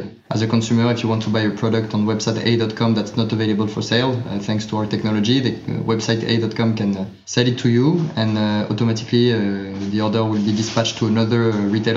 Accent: Paris, Île-de-France, France; So I was born and I grew up in Paris, in France.

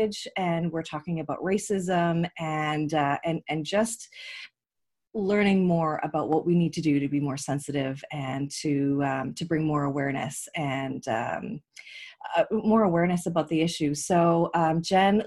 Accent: Canada; I'm Canadian

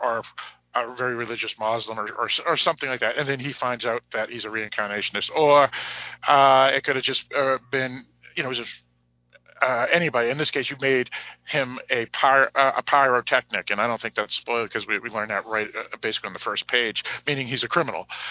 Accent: United States; I'm American.

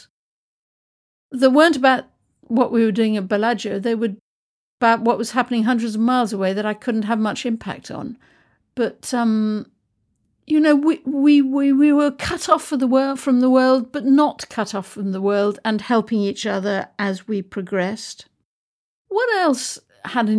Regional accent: United Kingdom; I'm British

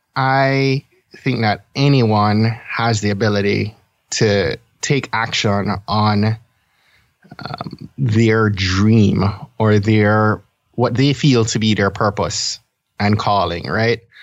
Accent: Kingston, Jamaica; now in Maryland, United States; I was born and I grew up in Kingston, Jamaica

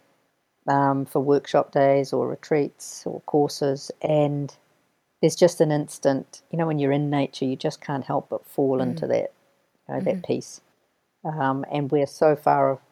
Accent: New Zealand; also born or lived in Castle Hill, Canterbury, New Zealand; New Zealand. I come from New Zealand.

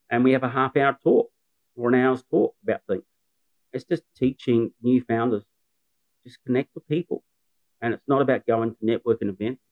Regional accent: New Zealand; moved away as an adult; now in Newcastle, Australia; I'm a Kiwi

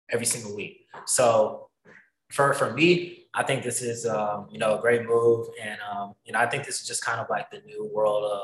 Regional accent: the South, United States; moved away as an adult; now in Iowa, United States; growing up in the South. When I moved up here, um, a year ago

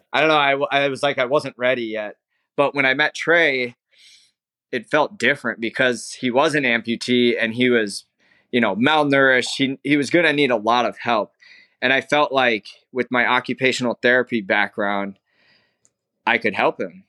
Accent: Minnesota, United States; moved away as an adult; now in Sarasota, United States; I grew up in Minnesota

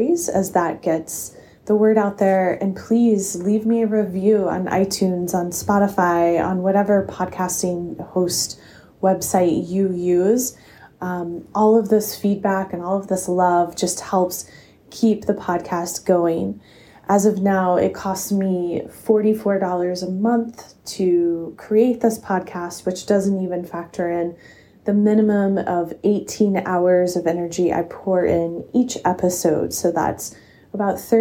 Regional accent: Asheville, North Carolina, United States; my hometown in Asheville, North Carolina

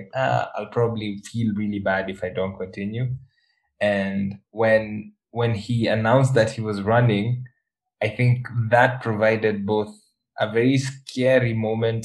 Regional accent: Kenya; I'm a Kenyan

